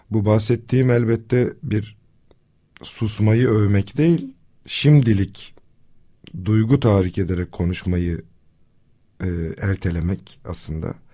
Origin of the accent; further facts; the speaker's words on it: Kızıltepe, Mardin, Turkey; E, depreme de memlekette, kendi memleketimde Kızıltepe'de yakalandım.